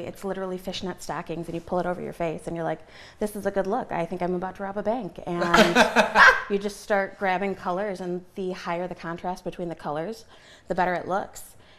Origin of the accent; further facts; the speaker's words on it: Napoleon, Michigan, United States; now in Adrian, United States; I actually went to school in Napoleon, okay. And I'm kind of from the Norville area. I currently live in Adrian, but I'm moving back to be closer to work